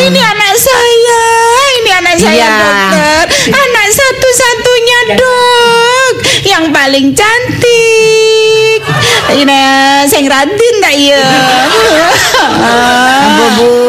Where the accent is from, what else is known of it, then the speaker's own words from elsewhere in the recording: Surabaya, East Java, Indonesia; born there; Kelahiran uh, saya kelahiran Surabaya.